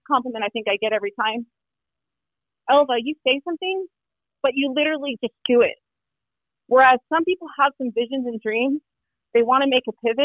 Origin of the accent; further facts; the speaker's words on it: Phoenix, Arizona, United States; I was born in Phoenix, Arizona, my family is Mexican and Cuban.